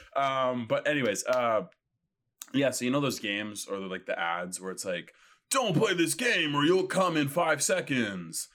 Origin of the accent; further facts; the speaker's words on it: Winnipeg, Manitoba, Canada; now in Toronto, Canada; Originally from Winnipeg, Manitoba